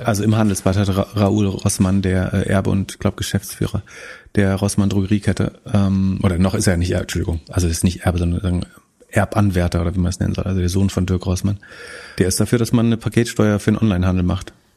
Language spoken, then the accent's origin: German; Greifswald, Mecklenburg-Vorpommern, Germany; in meiner Heimatstadt